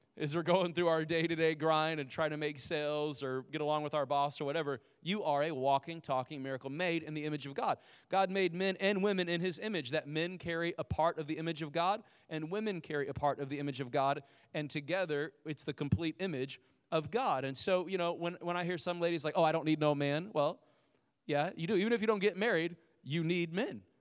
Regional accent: Indiana, United States; we lived in a, uh, like, a, a trailer home and, uh, growing up in Indiana

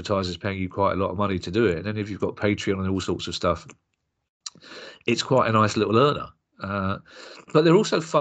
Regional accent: London, United Kingdom; we're both from South London

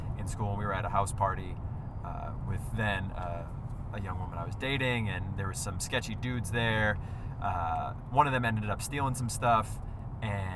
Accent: Northeast, United States; I grew up in the Northeast.

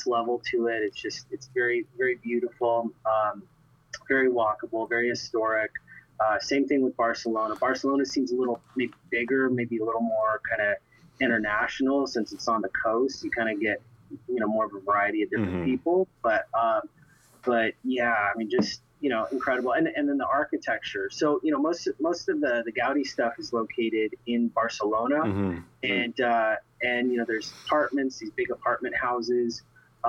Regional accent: Los Angeles, California, United States; moved away as an adult; also born or lived in Santa Barbara; now in Palm Springs, United States; growing up in the Valley

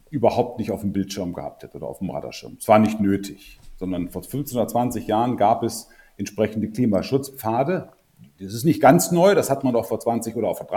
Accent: Lower Saxony, Germany; also born or lived in North Rhine-Westphalia; Also ich bin eher ein Norddeutscher, ähm, geboren in der Nähe äh, von, vom Harz mehr oder weniger, dann relativ lange in südlichen Niedersachsen gelebt, lange im Rhein, Nordrhein-Westfalen zur Schule gegangen

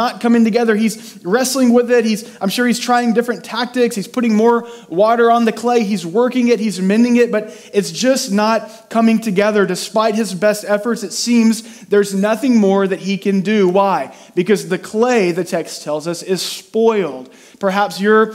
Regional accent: near Houston, Texas, United States; I grew up near Houston, and so we did a lot of field trips to NASA

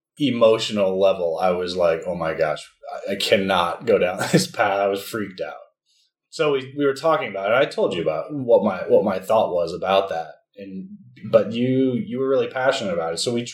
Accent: United States; now in Italy; So we're both from the United States. We both have U.S. passports, and we were living in Italy because of your job.

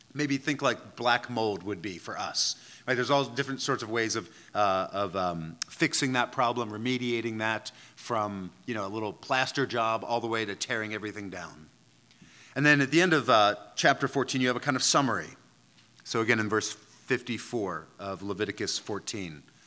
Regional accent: outside of Philadelphia, Pennsylvania, United States; the local municipality where I grew up outside of Philadelphia

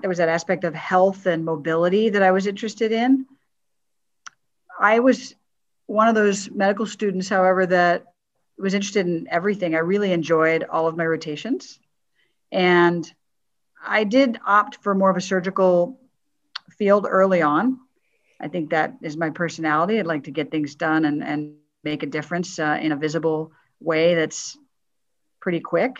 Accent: St. Louis, Missouri, United States; I'm a Midwestern kid. I grew up in St. Louis, Missouri.

